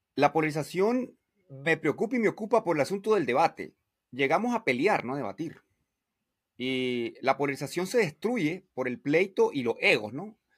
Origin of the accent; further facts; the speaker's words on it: Nicaragua; en mi barrio y en mi pueblo, una ciudad de 50 mil habitantes